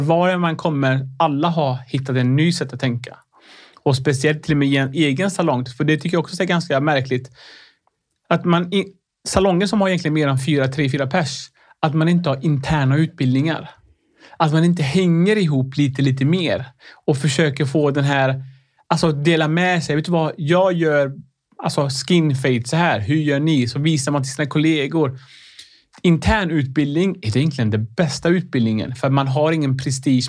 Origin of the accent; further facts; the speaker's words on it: Sweden; Swedish is a second language; jag kom till Sverige när jag var nio år